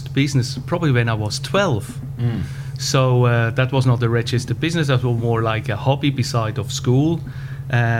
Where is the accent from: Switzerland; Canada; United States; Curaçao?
Switzerland; accent: Swiss-German; English is a second language; moved away; I was born between Zurich and Lucerne in a countryside, not too country, but countryside. And you can hear it from my accent. I probably can never lose my Swiss-German accent in my English